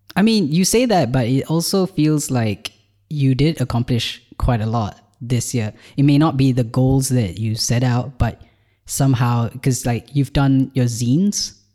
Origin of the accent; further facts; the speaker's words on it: Malaysia; moved away as an adult; now in Ireland; I've just moved to Ireland from Malaysia, where I was born.